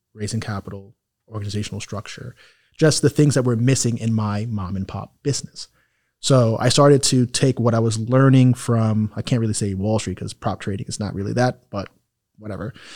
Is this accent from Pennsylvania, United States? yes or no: no; New York City, New York, United States; moved away as an adult; also born or lived in Harlem, New York / Miami area, United States / Italy; now in Miami, United States; I'm from Jamaica, Queens, a, a town